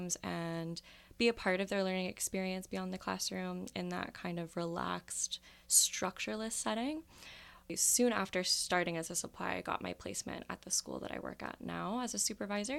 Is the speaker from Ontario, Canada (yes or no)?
yes; Windsor, Ontario, Canada; moved away as an adult; now in London, Canada; I started working with nonprofits in my hometown, which is Windsor, Ontario, and when I decided to move to London